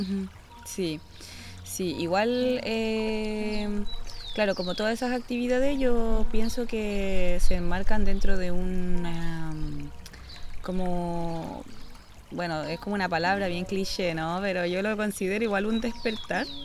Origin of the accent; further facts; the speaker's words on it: Santiago, Santiago Metropolitan Region, Chile; yo igual soy de Santiago